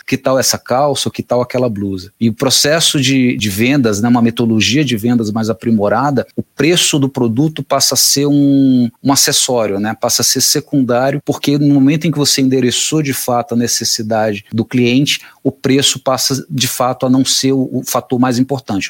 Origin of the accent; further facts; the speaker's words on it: Fortaleza, Ceará, Brazil; moved away as an adult; now in São Paulo, Brazil; eu sou cearense, vim de Fortaleza para São Paulo em 2005